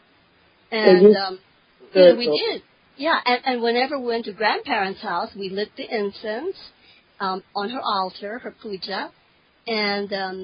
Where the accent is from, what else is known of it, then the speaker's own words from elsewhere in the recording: Hawaii, United States; I'm from Hawaii, and my grandparents are from the East, so I was a third generation American, but my grandparents did come from Okinawa.